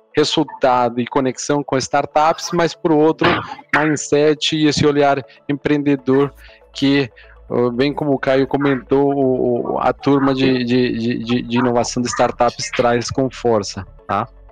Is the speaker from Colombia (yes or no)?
yes; Colombia; Portuguese is a second language; moved away as an adult; now in Brazil; eu sou, eu sou colombiano, estou morando aqui no, no Brasil há um pouco mais de sete anos